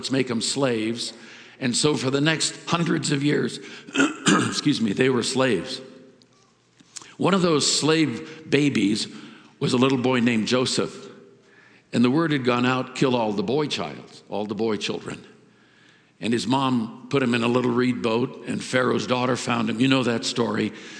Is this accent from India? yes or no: yes; India; I was brought up in India. Everything was a god.